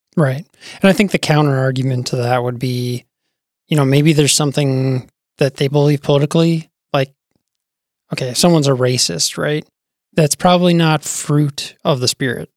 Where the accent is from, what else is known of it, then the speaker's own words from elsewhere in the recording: Bismarck, North Dakota, United States; also born or lived in Wisconsin; now in Fargo, United States; I grew up in Bismarck.